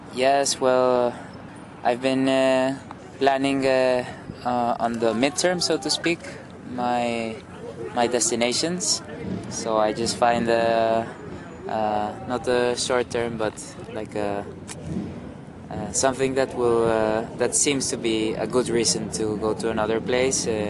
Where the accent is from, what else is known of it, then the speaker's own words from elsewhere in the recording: Bogota, Colombia; my hometown of Bogota